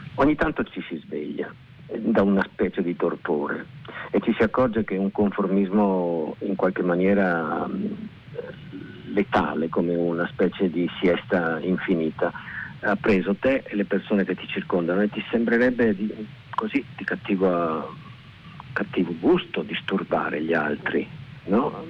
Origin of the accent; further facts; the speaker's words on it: Veneto, Italy; riconciliazione con la mia terra con eh, la lingua, con i dialetti, con eh, l'origine. Eh, avevo una soggezione nei confronti del, del, Veneto